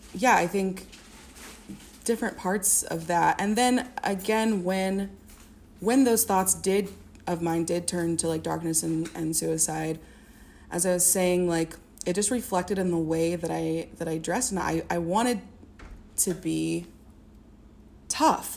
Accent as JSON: {"language": "English", "town": "Springfield", "region": "Illinois", "country": "United States", "tie": "born or raised there", "also_born_or_lived": "Champaign-Urbana, Illinois", "said": "I grew up um, in Springfield, Illinois"}